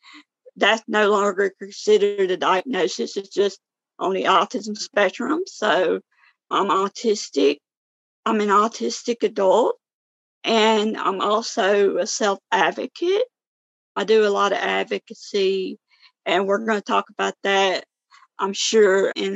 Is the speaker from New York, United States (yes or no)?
no; Northeast Mississippi, United States; I am 27 years old. I'm from Northeast Mississippi in the United States.